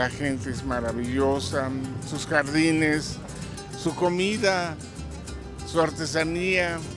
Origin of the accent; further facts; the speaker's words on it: Mexico City, Mexico; moved away as an adult; now in San Juan del Río, Mexico; No, soy de la Ciudad de México.